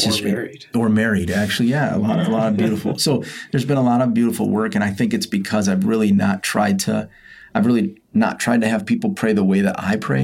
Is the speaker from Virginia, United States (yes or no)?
no; Byron Center, Michigan, United States; I grew up very rural in Byron Center, Michigan.